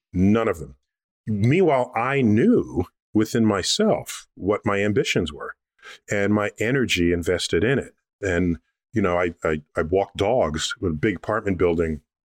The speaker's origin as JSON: {"language": "English", "town": "New York City", "region": "New York", "country": "United States", "tie": "born or raised there", "said": "I grew up in New York City in the Bronx."}